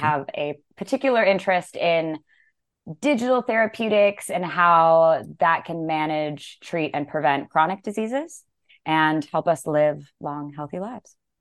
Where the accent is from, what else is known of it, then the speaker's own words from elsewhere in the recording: Las Vegas, Nevada, United States; moved away as an adult; also born or lived in San Francisco / Berlin; now in Portugal; I was born in San Francisco. I grew up in Las Vegas.